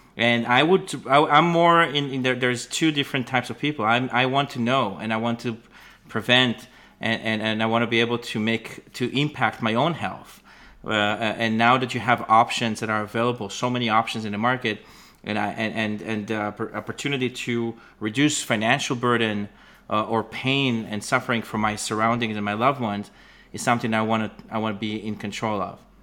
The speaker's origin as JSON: {"language": "English", "country": "Israel", "tie": "born or raised there", "moved": "as an adult", "lives_now": "Canada", "said": "I was born and raised in Israel, and that's, uh, I now, I live in Canada"}